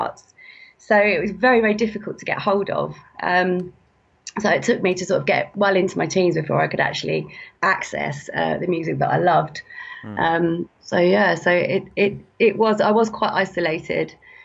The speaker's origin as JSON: {"language": "English", "town": "Ludlow", "region": "West Midlands", "country": "United Kingdom", "tie": "born or raised there", "moved": "yes", "lives_now": "Kent, United Kingdom", "said": "I live in Kent now, in the south of England, but I'm originally from Ludlow in Shropshire"}